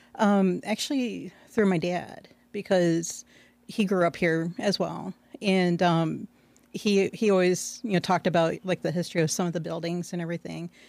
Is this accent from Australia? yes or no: no; Aurora, United States; I was born and raised in Aurora, east side of Aurora